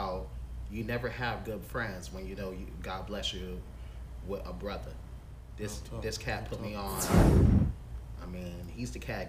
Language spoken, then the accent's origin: English; Santa Ana, California, United States; I'm originally from Santa Ana, California